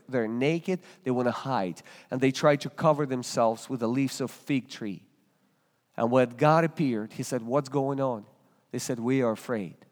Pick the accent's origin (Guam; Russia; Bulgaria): Russia; English is a second language; moved away as an adult; now in Springfield, Ohio, United States; From Russia